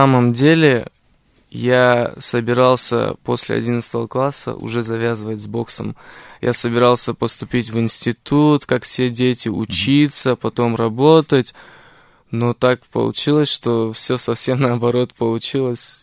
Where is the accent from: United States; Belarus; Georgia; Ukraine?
Georgia; Tbilisi; moved away; моя семья не из Армении, мы по национальности армяне, но мы из Тбилиси, как бы из Грузии